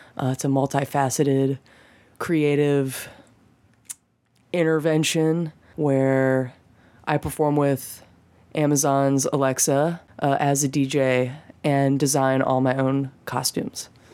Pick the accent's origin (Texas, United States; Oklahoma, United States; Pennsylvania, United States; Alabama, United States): Alabama, United States; Birmingham; moved away as an adult; now in Nashville, United States; I grew up in Birmingham, Alabama.